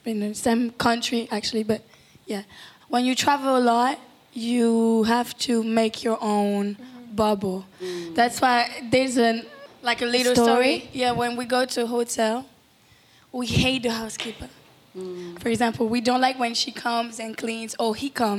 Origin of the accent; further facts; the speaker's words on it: Paris, Île-de-France, France; also born or lived in Cuba; We grew up mostly in Paris, but we were going to Cuba all the time.